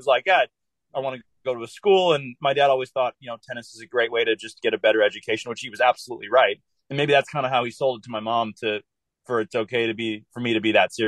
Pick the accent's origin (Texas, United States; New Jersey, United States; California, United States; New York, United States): California, United States; also born or lived in Denver, Colorado; I was born in Colorado, lived there for a month. My dad got a job out here, actually in the Northern California area. So lived here for 5 years